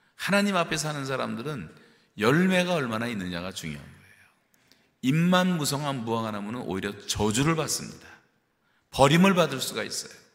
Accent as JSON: {"language": "Korean", "country": "South Korea", "moved": "yes", "lives_now": "Canada", "said": "우리 한국 사람들이"}